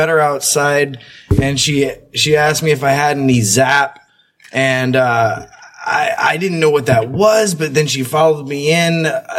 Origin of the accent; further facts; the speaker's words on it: Oregon, United States; now in South Korea; I'm from the United States. I'm from Oregon, actually.